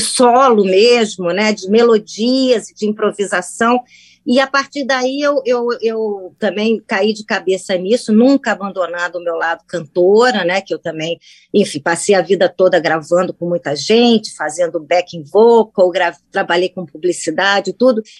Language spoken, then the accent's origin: Portuguese; Brazil; also born or lived in United States; Eu sou brasileira, porque é pequena voltei para o Brasil